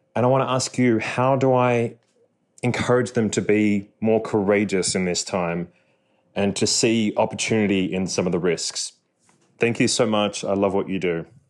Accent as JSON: {"language": "English", "town": "Sydney", "region": "New South Wales", "country": "Australia", "moved": "yes", "lives_now": "New York, United States", "said": "I live in New York, although I'm from Sydney, Australia"}